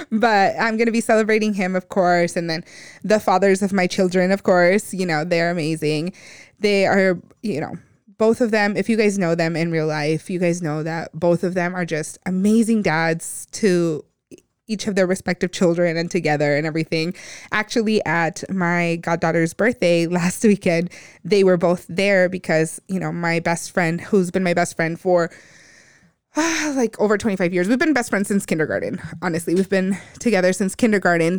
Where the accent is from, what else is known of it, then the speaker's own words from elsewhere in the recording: United States; those of us that grew up in the U S